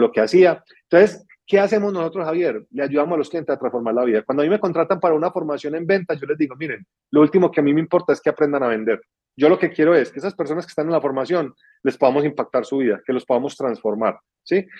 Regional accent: Pereira, Risaralda, Colombia; now in Medellín, Colombia; una ciudad de donde soy que se llama Pereira, en, Colombia

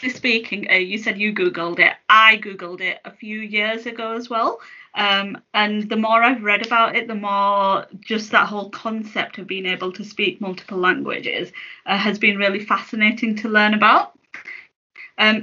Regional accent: United Kingdom; I'm a British Muslim. My heritage is Pakistani

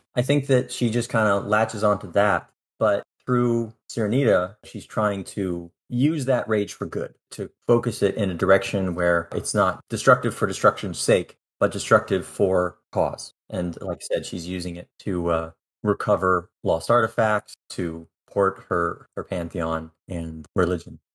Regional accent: North Pole, Alaska, United States; moved away as an adult; also born or lived in Japan / Iceland / Spain / Maryland; now in Baltimore, United States; I grew up in Alaska for twenty years, actually North Pole, Alaska, small town in the middle of the state

